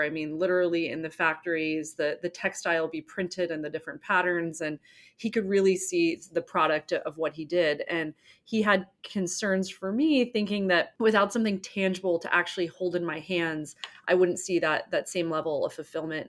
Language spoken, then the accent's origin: English; Newport, Rhode Island, United States; I grew up in Newport, Rhode Island, very beautiful summer town